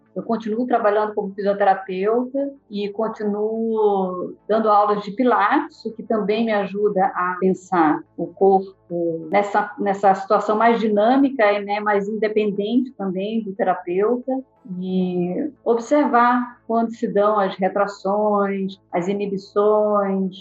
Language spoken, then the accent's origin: Portuguese; Maceió, Alagoas, Brazil; moved away; Eu nasci em Maceió e eu lá fiz o curso de fisioterapia